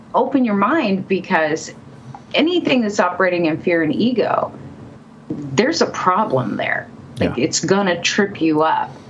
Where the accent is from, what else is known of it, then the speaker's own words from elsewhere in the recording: California, United States; moved away as an adult; also born or lived in Seattle; now in Colorado, United States; I was born and raised in California, was living in Seattle at the time